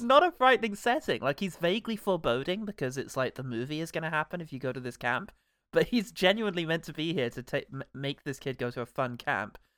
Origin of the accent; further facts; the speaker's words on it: England, United Kingdom; as a British person who spent no time in America